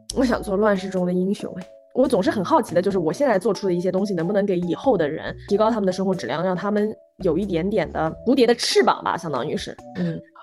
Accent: Zhejiang, China; 我作为浙江人来说啊

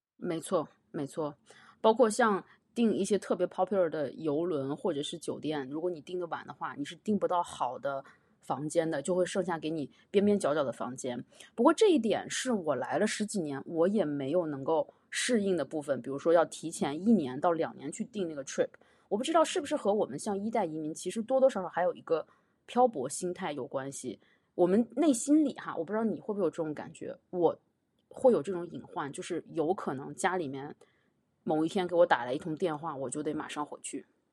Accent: China; moved away as an adult; now in Montreal, Canada; 我是来自中国的一个比较小的城市

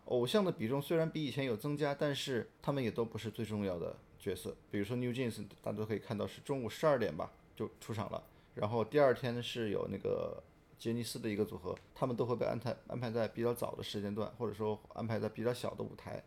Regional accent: China; 我们中国人

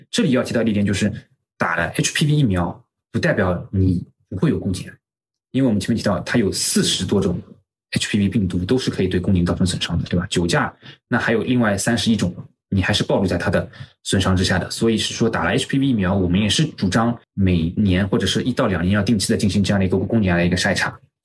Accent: China; 我们中国人的夫妻生活

